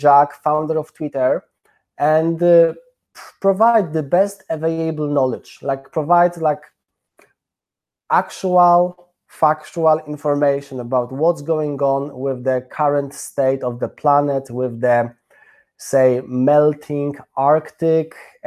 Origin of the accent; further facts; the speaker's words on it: Poland; now in London, United Kingdom; I am from Poland. I live in London